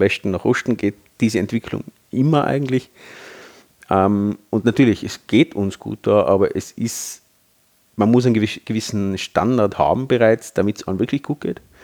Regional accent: Tyrol, Austria; bei uns in Tirol

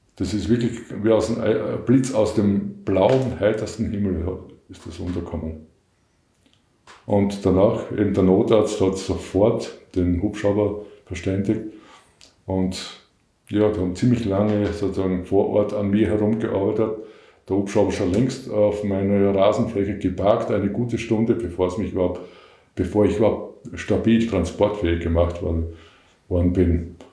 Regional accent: Western Styria, Austria; Ich komme aus der Weststeiermark

